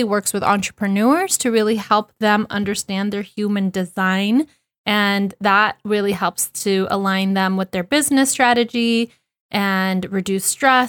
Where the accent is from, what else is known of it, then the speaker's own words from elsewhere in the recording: California, United States; my hometown of the United States out here in California